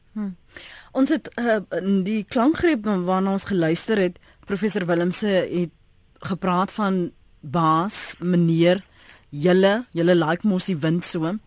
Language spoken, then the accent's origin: Afrikaans; South Africa; ons as Suid-Afrikaners